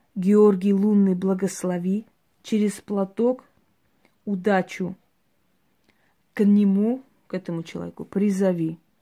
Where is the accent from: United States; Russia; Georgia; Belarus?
Georgia; я родилась в Грузии